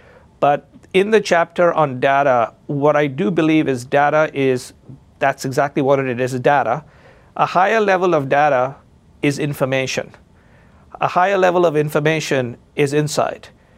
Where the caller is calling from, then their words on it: Chicago, Illinois, United States; And as you know, I am speaking from Chicago, and I'm a graduate of the University of Chicago Business School.